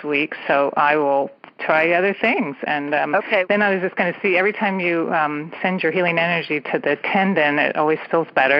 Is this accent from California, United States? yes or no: yes; San Francisco Bay Area, California, United States; I am from the San Francisco Bay Area